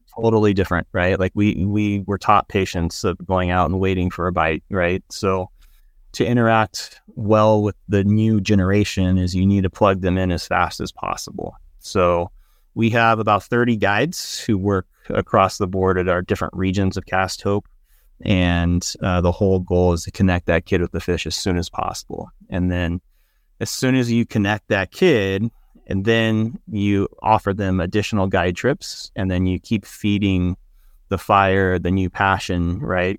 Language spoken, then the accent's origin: English; San Diego, California, United States; moved away as an adult; also born or lived in Chico, California / Davis, California; now in Montana, United States; I was raised in San Diego, uh, left San Diego when I was, um, eighteen